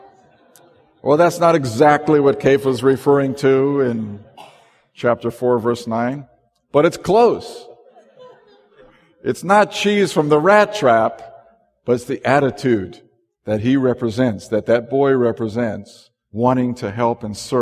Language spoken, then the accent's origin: English; Southern California, United States; I grew up in the South, Southern California